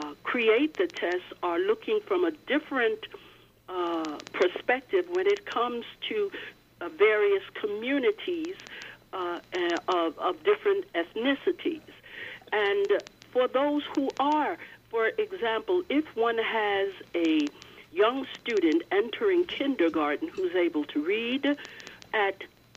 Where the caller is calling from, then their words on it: Long Island, New York, United States; I'm calling from Long Island, and specifically I'm calling on the Uniondale Free School District.